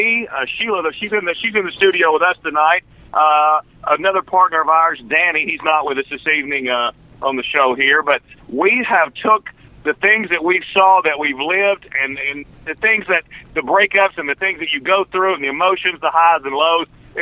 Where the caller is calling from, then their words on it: Nashville, Tennessee, United States; Hello, we're calling you from Nashville, Tennessee.